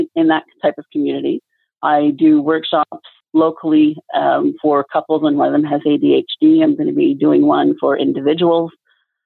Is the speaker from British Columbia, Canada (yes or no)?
no; Quebec, Canada; I'm from Quebec, where it's, you know, well, not everybody speaks French in Quebec pretty much.